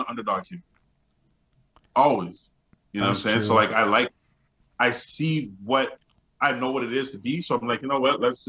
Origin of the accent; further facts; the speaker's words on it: Montreal, Quebec, Canada; Yo, I'm from Montreal. I'm from Lachine, bro.